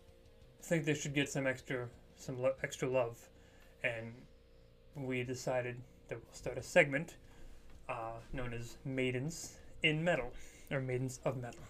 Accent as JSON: {"language": "English", "country": "Poland", "said": "I myself am Polish"}